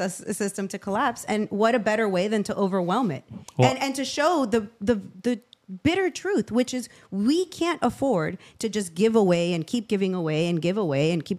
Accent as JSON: {"language": "English", "country": "Venezuela", "tie": "born or raised there", "moved": "yes", "lives_now": "United States", "said": "I grew up in Venezuela."}